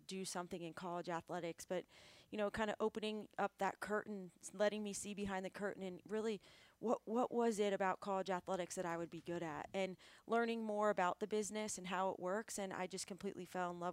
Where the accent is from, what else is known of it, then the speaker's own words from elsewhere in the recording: Tampa, Florida, United States; growing up in Tampa, I was always going to USF games